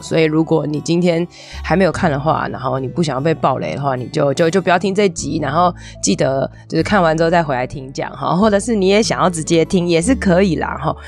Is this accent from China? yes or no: no; Taiwan; 我们台湾人